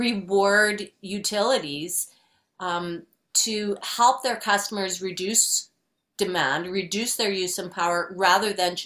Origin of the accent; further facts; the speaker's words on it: Edmonton, Alberta, Canada; So I'm originally from Edmonton, but I've lived in five different Canadian cities working on climate action and bicycle activism